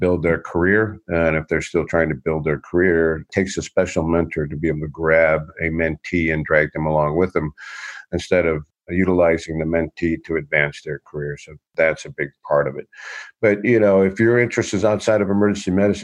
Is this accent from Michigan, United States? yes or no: yes; Detroit, Michigan, United States; I'm born and raised in Detroit